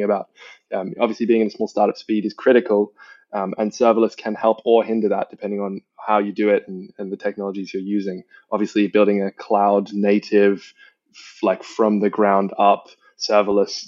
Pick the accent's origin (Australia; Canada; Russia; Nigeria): Australia; now in London, United Kingdom; I grew up in Australia